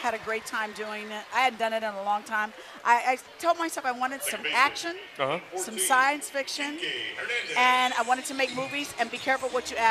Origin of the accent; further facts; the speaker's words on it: Indianapolis, Indiana, United States; moved away; to go to my hometown to do a motivational speech in Indianapolis, Indiana.